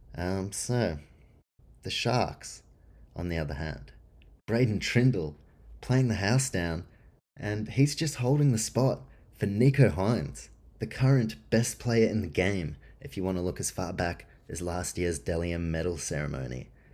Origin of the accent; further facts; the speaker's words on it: New Zealand; moved away; also born or lived in Canberra, Australia; I was born in New Zealand